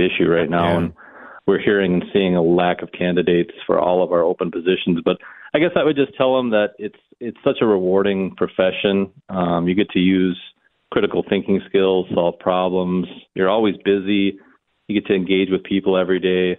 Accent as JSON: {"language": "English", "town": "New Brighton", "region": "Minnesota", "country": "United States", "tie": "born or raised there", "said": "I grew up in New Brighton, yeah, just north of the cities there"}